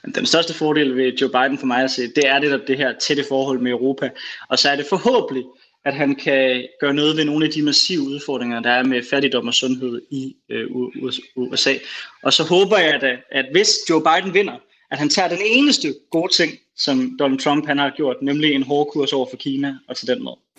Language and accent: Danish; Denmark; som dansker